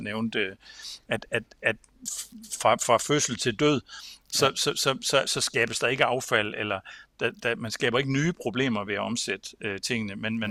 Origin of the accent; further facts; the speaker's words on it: Samsø, Central Denmark Region, Denmark; Samsø, hvor jeg kommer fra